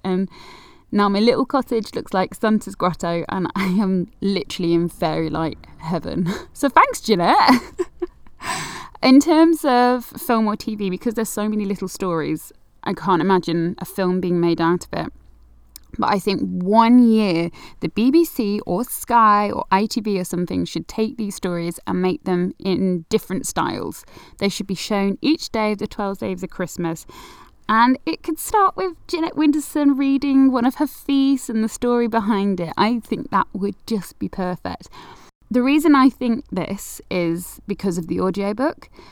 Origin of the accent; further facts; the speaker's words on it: Manchester, North West England, United Kingdom; I'm from Manchester